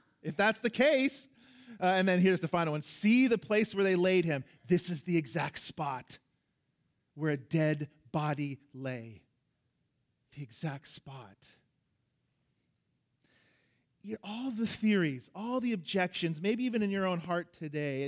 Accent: Orlando, Florida, United States; moved away; as a kid growing up in Orlando, Florida, and everyone has a pool down there

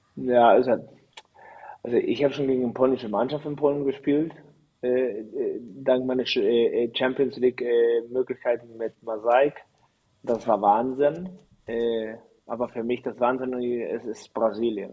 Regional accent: Chile; born or raised there; moved away as an adult; also born or lived in Mexico / Germany; now in Düren, Germany

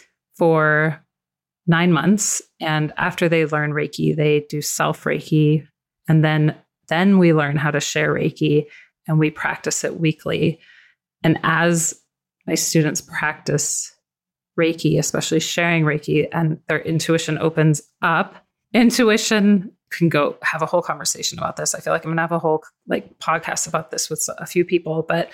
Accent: Tucson, Arizona, United States; I grew up in Tucson, Arizona, and back then we were able to go explore and play in the desert.

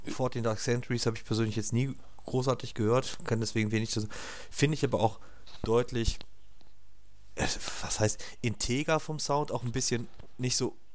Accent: Cologne, North Rhine-Westphalia, Germany; haben festgestellt, ey, wir kommen ja alle aus Köln, die müssen nach Nippes.

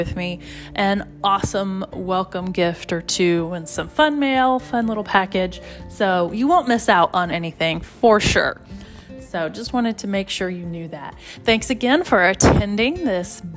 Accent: Oklahoma, United States; I'm from Oklahoma

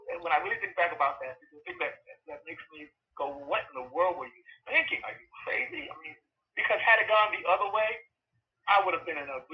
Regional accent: New York, United States; I come from New York, and New York is a big theater town

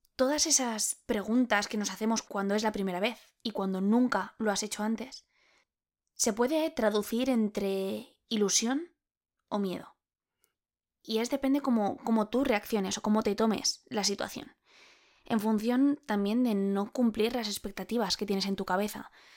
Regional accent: Spain; soy española

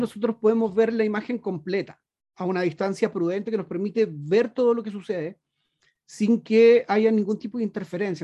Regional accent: Chile; also born or lived in Punta Arenas, Chile; Yo soy un chileno que vive aquí en la Patagonia, muy cerquita de la Antártica, en la ciudad de Punta Arenas.

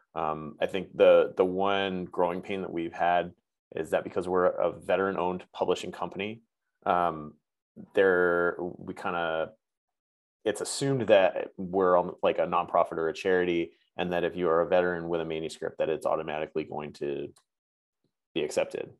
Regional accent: New England, United States; moved away as an adult; now in California, United States; New England better, uh, where mm-hmm. I'm like originally from

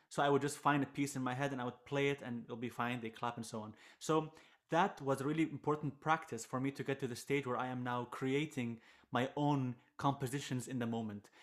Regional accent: Jordan; I am a Jordanian violinist, throw the Iraqi roots, so I grew up in Jordan most of my, most of my life

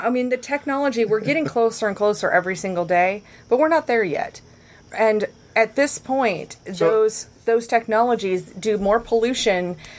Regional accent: Midwest, United States; I want to share a perspective with you from someone who grew up as a Midwesterner.

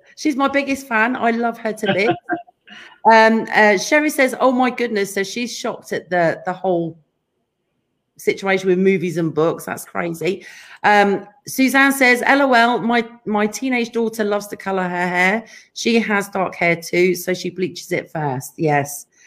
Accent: England, United Kingdom; we're both English

